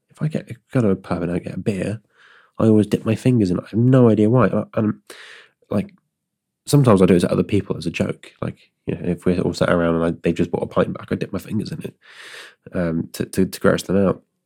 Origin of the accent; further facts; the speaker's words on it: Stroud, South West England, United Kingdom; my hometown